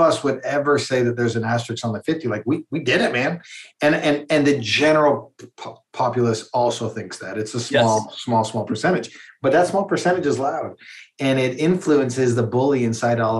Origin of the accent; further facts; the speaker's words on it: Calgary, Alberta, Canada; I grew up in Calgary, Alberta